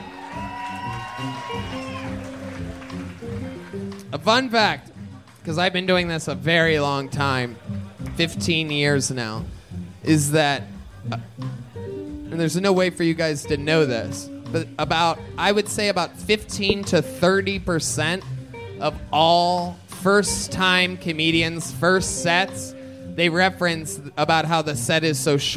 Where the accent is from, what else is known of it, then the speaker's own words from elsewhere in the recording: Youngstown, Ohio, United States; I'm from Youngstown, Ohio